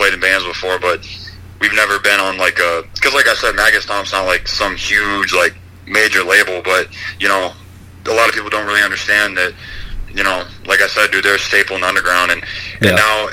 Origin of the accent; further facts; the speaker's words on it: Ashtabula, Ohio, United States; I'm from Ashtabula